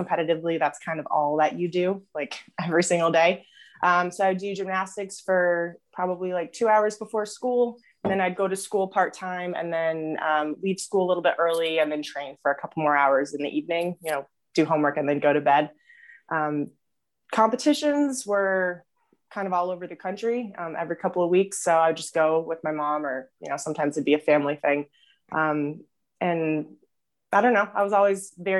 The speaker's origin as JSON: {"language": "English", "town": "New Windsor", "region": "New York", "country": "United States", "tie": "born or raised there", "moved": "yes", "said": "I grew up in New York, actually. New Windsor, New York. So upstate New York, right above the city"}